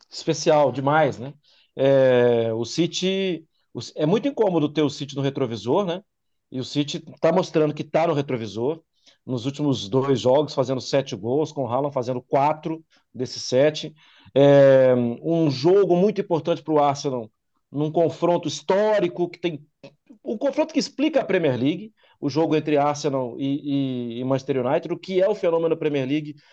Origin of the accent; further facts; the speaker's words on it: Brazil; ó, tá fechado, mas a gente é brasileiro, a gente queria conhecer, ver as obras aqui.